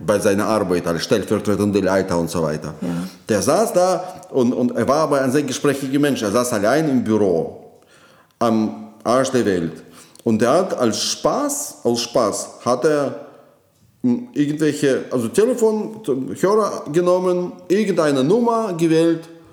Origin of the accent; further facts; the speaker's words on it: Moscow, Russia; German is a second language; moved away as an adult; now in Germany; Ich komme aus Moskau. Ja, meine Heimatstadt